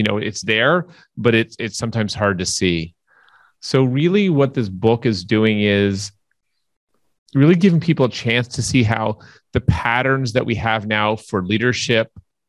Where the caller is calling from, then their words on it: Toronto, Ontario, Canada; I'm calling in from Toronto, Canada.